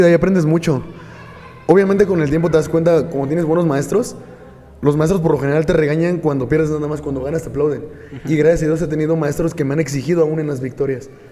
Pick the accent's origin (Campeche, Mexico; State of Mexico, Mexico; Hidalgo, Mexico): Hidalgo, Mexico; Tula de Allende; soy originario aquí de Tula de Allende Hidalgo